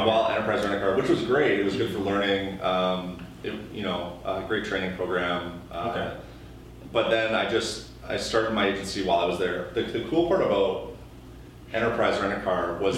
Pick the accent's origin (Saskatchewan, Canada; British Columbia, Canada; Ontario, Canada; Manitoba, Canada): Manitoba, Canada; Winnipeg; Well, I'm Winnipeg, born and raised. And I grew up actually in Charleswood